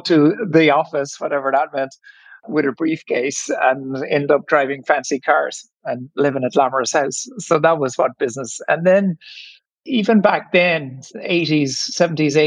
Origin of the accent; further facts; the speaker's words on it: Ireland; accent: Irish; you might hear from my accent that I'm Irish. And so I grew up in the 1970s in Ireland